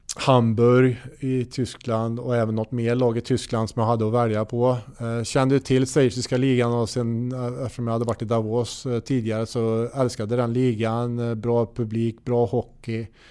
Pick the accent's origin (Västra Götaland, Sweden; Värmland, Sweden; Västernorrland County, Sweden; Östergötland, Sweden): Värmland, Sweden; Hammarö; jag gick i skolan på gymnasiet ute på Hammarö där jag är uppvuxen